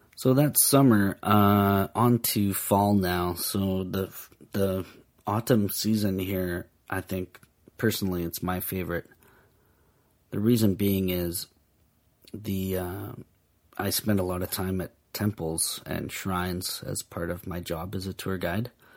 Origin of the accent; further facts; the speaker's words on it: Vancouver, British Columbia, Canada; now in Japan; I'm from Vancouver